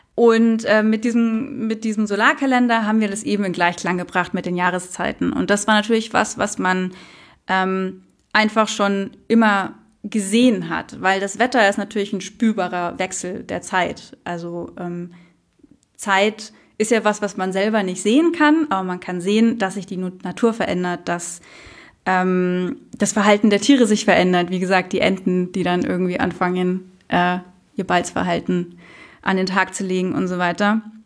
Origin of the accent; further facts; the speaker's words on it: Munich, Bavaria, Germany; Selbst in München, also ich bin in Menzing Allach aufgewachsen